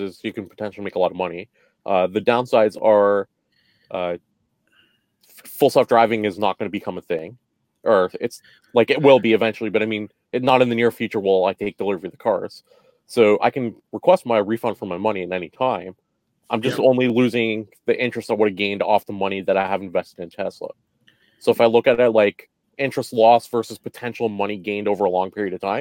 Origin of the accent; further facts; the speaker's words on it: Canada; we're Canadians